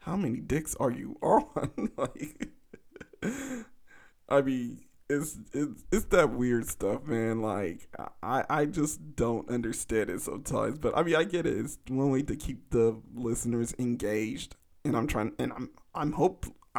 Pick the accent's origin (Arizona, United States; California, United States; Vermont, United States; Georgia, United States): California, United States; Los Angeles; my hometown